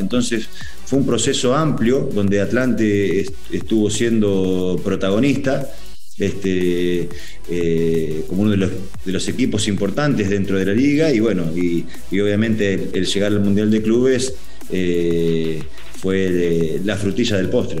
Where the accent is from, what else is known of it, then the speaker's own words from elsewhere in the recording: Argentina; moved away as an adult; now in Mexico; estar en algunas convocatorias de la selección argentina